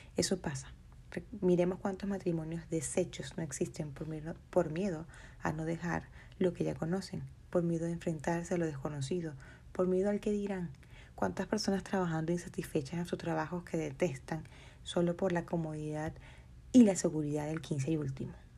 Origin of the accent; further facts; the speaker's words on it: Maracaibo, Zulia, Venezuela; moved away; volvería a mi ciudad natal. ¿Y qué creen? Dejé de ser la maracucha